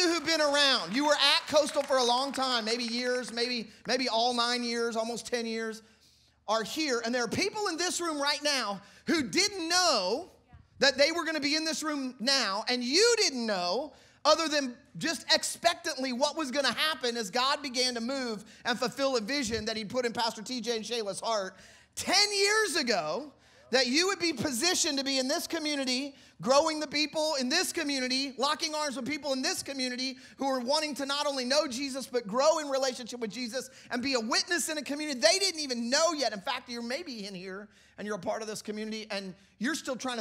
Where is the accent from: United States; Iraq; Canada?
United States; Kansas City; now in Massachusetts, United States; I'm originally from Kansas City